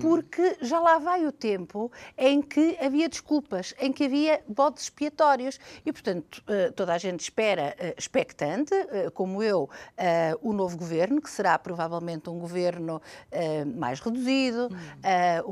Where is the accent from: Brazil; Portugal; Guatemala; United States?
Portugal; como portuguesa